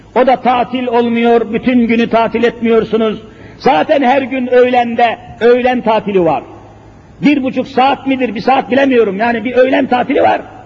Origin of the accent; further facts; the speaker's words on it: Elazığ Province, Turkey; Elazığ'ı size söyleyeyim, memleketim olduğunu söylüyorum